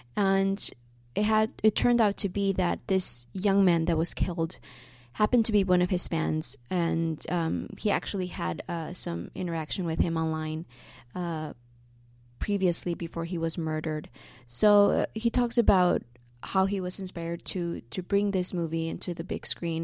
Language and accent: English; Chicago, Illinois, United States; now in Los Angeles, United States; my hometown, Chicago